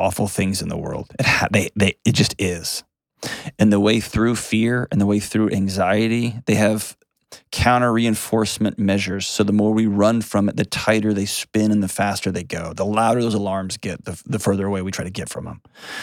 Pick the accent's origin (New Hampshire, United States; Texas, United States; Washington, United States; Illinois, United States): Texas, United States; My home state of Texas